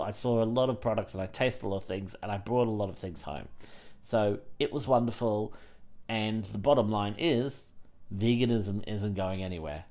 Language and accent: English; Australia; now in United Kingdom; I grew up in Australia